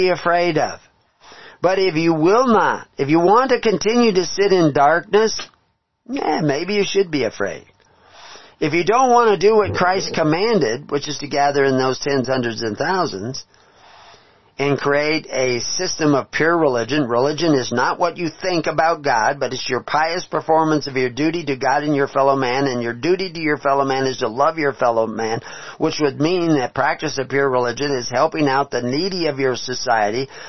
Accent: Texas, United States; moved away; I was from Texas

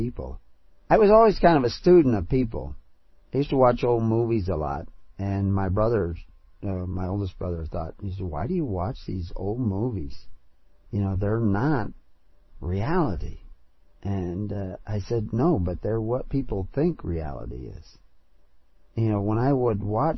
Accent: United States; accent: American; my American accent

